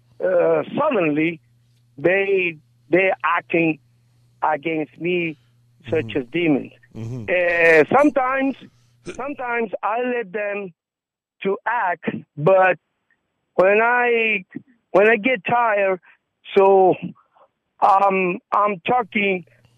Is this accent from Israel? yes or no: no; Guatemala; English is a second language; I'm from Guatemala. I'm Guatemalan